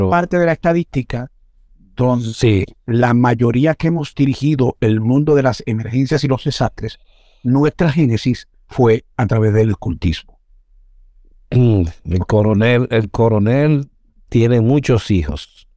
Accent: Santo Domingo, Distrito Nacional, Dominican Republic; Nací en Cibajuana, en la licenciado Arturo Logroño 53, la calle 18, 53, es esquina Juan Un corazón de, de la parte comercial de lo que es la ciudad de Santo Domingo.

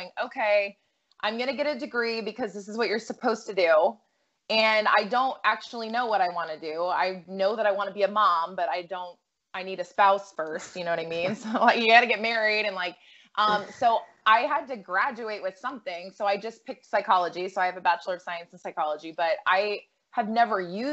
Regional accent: Massachusetts, United States; I grew up in Massachusetts

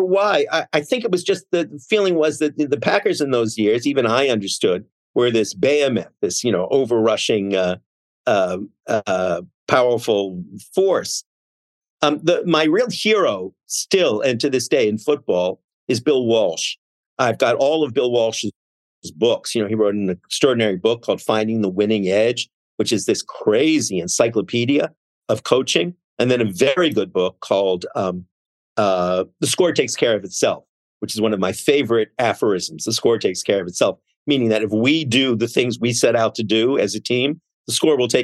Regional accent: Montreal, Quebec, Canada; moved away; I grew up in Montreal and I have lived and died with the Montreal Canadiens since 1968

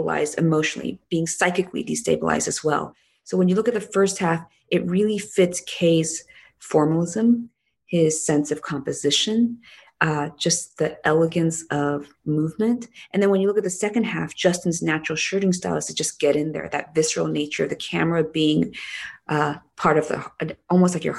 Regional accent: South Korea; moved away; shoot half this show in my hometown

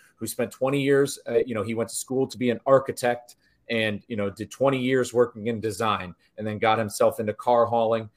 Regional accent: Northeast, United States; growing up in the Northeast

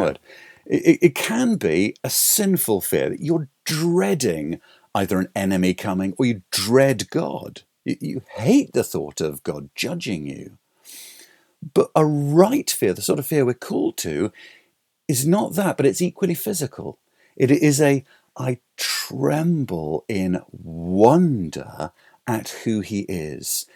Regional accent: England, United Kingdom; I'm English.

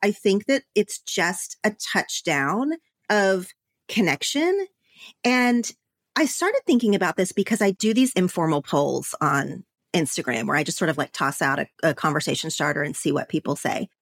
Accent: Oklahoma, United States; moved away as an adult; now in Los Angeles, United States; growing up in Oklahoma, but living in L A, my Oklahoma friends

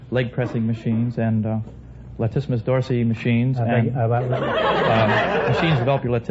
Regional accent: Philadelphia, Pennsylvania, United States; moved away; originally I'm from Philadelphia, but I've been traveling last few years.

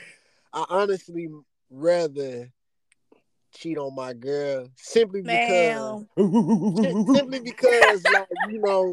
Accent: Little Rock, Arkansas, United States; also born or lived in Denham Springs, Louisiana; I'm originally from a town called Dim Springs, Louisiana. It's like 5 minutes outside of Baton Rouge. But I moved to Little Rock, Arkansas when I was 5 years old. So I pretty much been here ever since

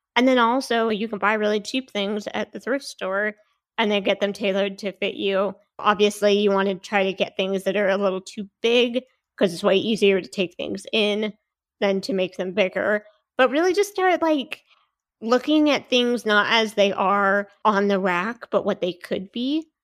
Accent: Seattle, Washington, United States; moved away as an adult; now in Salt Lake City, United States; I'm from the Seattle area, and I moved to Utah to go to B Y U

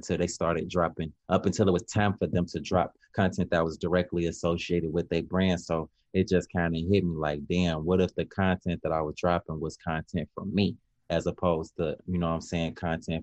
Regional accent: Chicago, Illinois, United States; growing up in Chicago

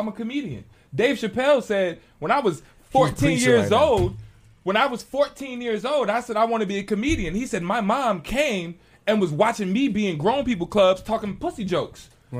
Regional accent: Chicago, Illinois, United States; now in New York, United States; since I moved to New York, I'm from Chicago.

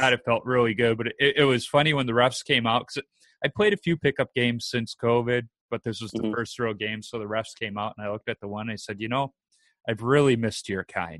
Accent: Chicago, Illinois, United States; I grew up in Chicago

